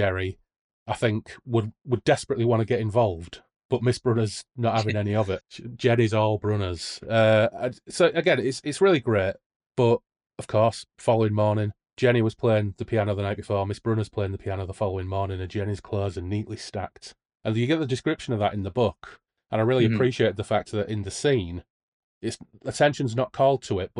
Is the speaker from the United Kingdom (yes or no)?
yes; Hull, Yorkshire and the Humber, United Kingdom; I'm from Hull.